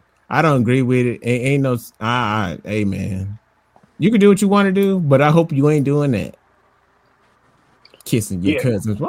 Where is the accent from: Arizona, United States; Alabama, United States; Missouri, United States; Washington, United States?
Alabama, United States; Oh, I'm from Alabama, bro.